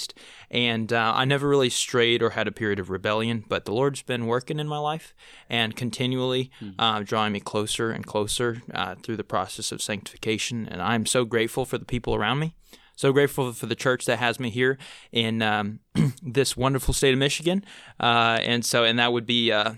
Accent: Manaus, Amazonas, Brazil; Yeah, so I grew up in Manaus, Brazil, which is on the kind of the Amazon River where it meets the Rio Negro.

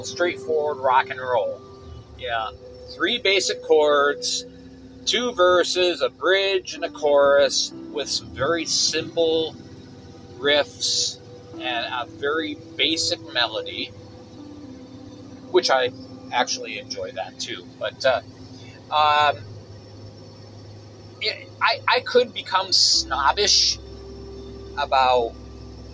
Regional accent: Binghamton, New York, United States; My hometown of Binghamton, New York

